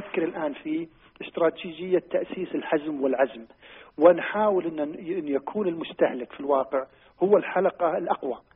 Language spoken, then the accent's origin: Arabic; Saudi Arabia; ان عندنا في السعوديه حمايه مستهلك